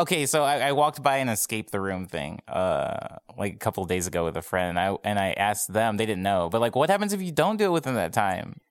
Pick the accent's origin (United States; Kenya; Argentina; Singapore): United States; Arizona; moved away as an adult; now in Los Angeles, United States; I'm from Arizona. I moved here almost three years ago, um, like, at the very, very beginning, like, New Year's Day of, uh, two thousand fifteen. Um, but I spent my entire life in Arizona before then